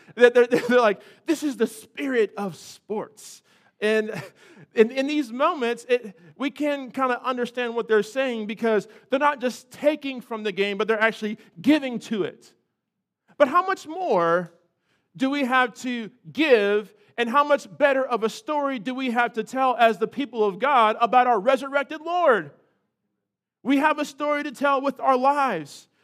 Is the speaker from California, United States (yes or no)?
yes; California, United States; now in North Carolina, United States; I was raised in California.